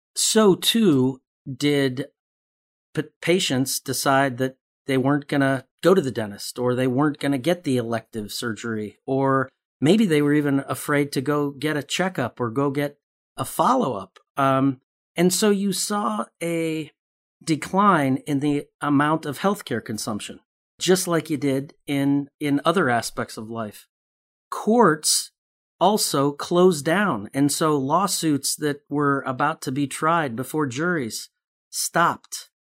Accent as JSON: {"language": "English", "town": "Chicago", "region": "Illinois", "country": "United States", "tie": "born or raised there", "said": "I grew up in Chicago"}